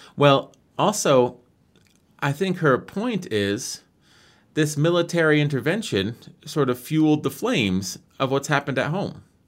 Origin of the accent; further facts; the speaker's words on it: United States; I'm from America